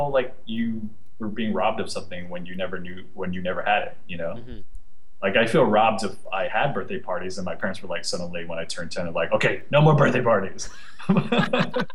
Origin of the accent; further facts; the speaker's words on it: United States; growing up in the States and being the youngest child of four and the only one born in the States